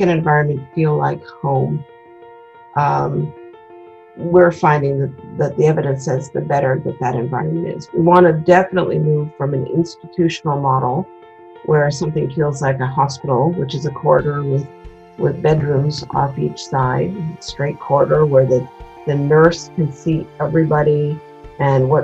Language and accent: English; Washington, District of Columbia, United States; moved away; also born or lived in Maryland / Berkeley; I grew up in Washington, D.C.